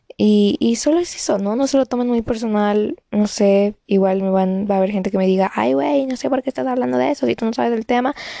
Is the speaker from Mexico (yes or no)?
yes; Mexico; yo soy mexicana